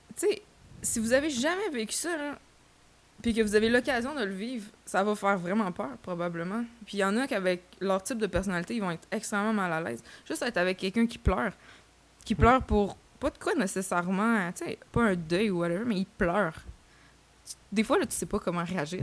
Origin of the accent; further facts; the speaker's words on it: Saint-Hubert, Quebec, Canada; je viens euh, de Saint-Hubert. J'ai fait euh, mes études secondaires à Monseigneur Parent